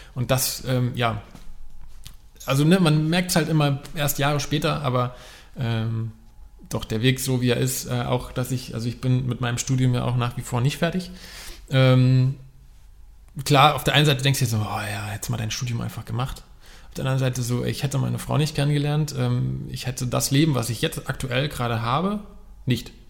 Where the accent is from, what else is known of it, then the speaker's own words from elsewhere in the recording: Frankfurt, Hesse, Germany; moved away as an adult; now in between Hamburg and Bremen, Germany; gebürtiger Frankfurter